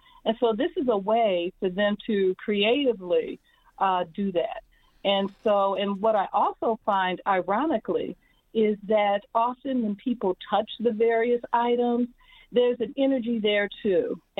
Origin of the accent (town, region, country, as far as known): Midwest, United States